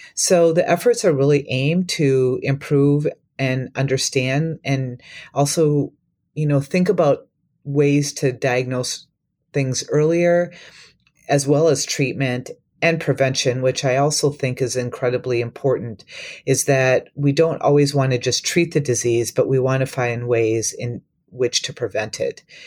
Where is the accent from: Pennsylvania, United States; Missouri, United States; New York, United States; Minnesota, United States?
Minnesota, United States; Minneapolis–Saint Paul; moved away as an adult; also born or lived in Wisconsin / Tennessee / Iowa; I grew up in Minnesota, um, but I'm from the Twin Cities